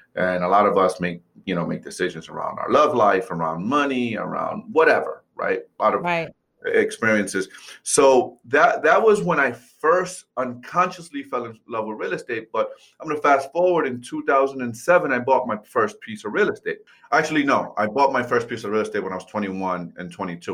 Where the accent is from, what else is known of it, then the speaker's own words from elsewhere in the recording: New York City, New York, United States; moved away; I grew up, I was born and raised in New York City